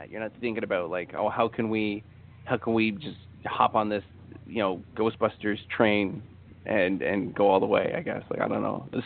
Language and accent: English; Canada; Well, I'm Canadian, so yeah